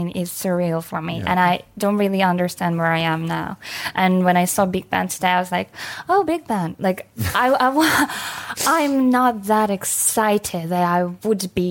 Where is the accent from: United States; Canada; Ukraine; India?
Ukraine; English is a second language; moved away as an adult; also born or lived in Kyiv; now in United Kingdom; it could be really nice to have Ukrainian in your family, because we are mostly, like, fairly open and really nice people